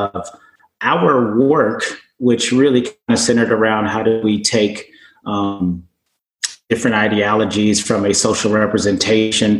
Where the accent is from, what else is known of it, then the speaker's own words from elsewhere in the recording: Oakland, California, United States; moved away as an adult; also born or lived in Arizona; I had been born and raised in California, grew up in Oakland